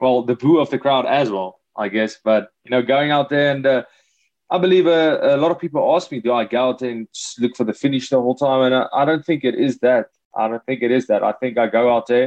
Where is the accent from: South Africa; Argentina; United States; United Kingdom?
South Africa; Hartbeespoort, Gauteng; also born or lived in Free State, South Africa; I'm from the Free State, born in the Free State, and then moved to Gauteng in Hartbeespoort Dam. That's where I'm from